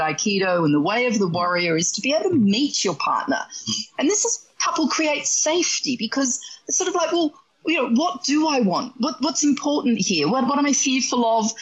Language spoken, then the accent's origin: English; Australia; accent: Australian; that's my Australian accent